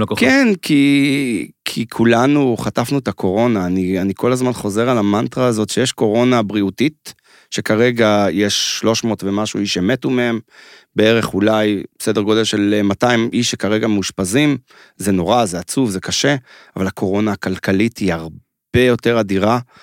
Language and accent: Hebrew; Mevaseret Zion, Jerusalem District, Israel; אני בתור ילד חנון, שגר בעיירה כמו מבשרת ציון, שם גדלתי